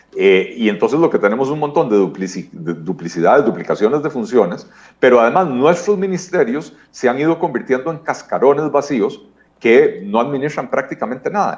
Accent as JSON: {"language": "Spanish", "country": "Costa Rica", "said": "nosotros como costarricenses"}